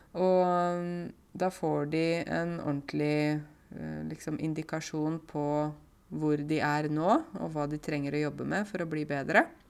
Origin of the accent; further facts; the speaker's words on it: Buskerud, Norway; jeg kommer fra Buskerud, men nå er det plutselig ikke Buskerud finnes ikke lenger. Nå kommer jeg fra Viken.